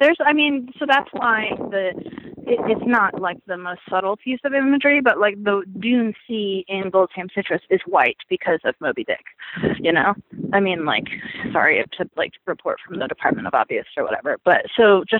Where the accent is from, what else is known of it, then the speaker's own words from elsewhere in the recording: Nevada desert, United States; me growing up in the Nevada desert